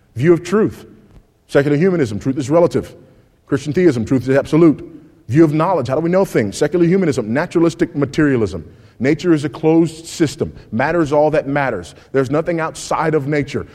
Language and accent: English; California, United States; my home state of California